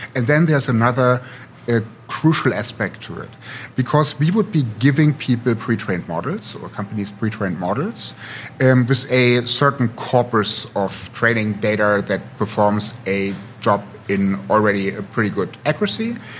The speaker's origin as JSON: {"language": "English", "town": "Potsdam", "region": "Brandenburg", "country": "Germany", "tie": "born or raised there", "also_born_or_lived": "St. Gallen, Switzerland / Silicon Valley", "moved": "as an adult", "lives_now": "Berlin, Germany", "said": "am actually here from Berlin, um, born and raised in Potsdam"}